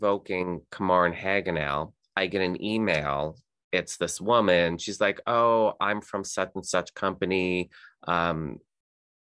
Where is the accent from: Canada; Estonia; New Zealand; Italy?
Canada; moved away as an adult; also born or lived in Texas, United States; I'm Canadian, and the company that I was working for transferred me to Texas, and then when did I move back here? 2012. I moved back here to Canada